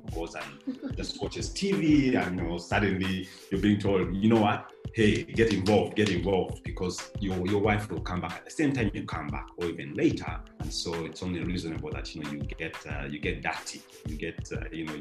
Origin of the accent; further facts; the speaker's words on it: Uganda; in the 80s for me growing up in Uganda